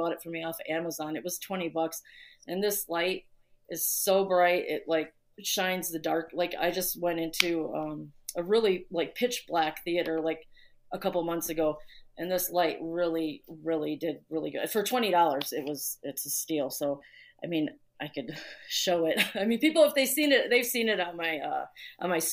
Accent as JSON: {"language": "English", "region": "Indiana", "country": "United States", "tie": "born or raised there", "moved": "as an adult", "lives_now": "Chicago, United States", "said": "I grew up in Indiana, but I was born here, and I moved back when I was in my 20s, younger 20s."}